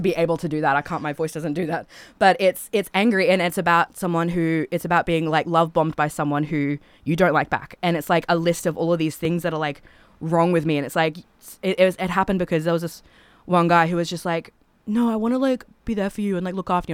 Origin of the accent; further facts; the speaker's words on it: Toowoomba, Queensland, Australia; I'm from Toowoomba